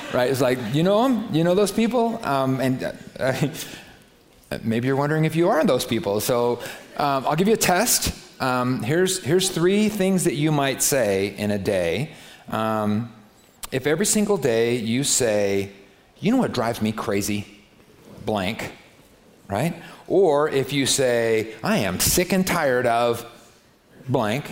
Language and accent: English; United States; I'm American